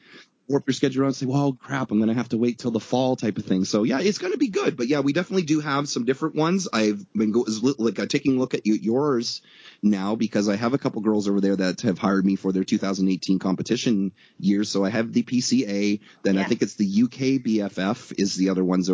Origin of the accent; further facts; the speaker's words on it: Canada; I'm actually from Canada, which is the Great White North brother to the States